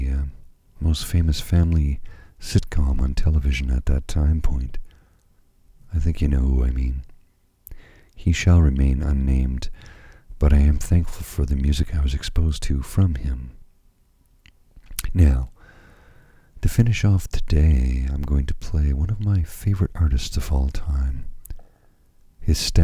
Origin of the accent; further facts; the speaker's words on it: Canada; being a Canadian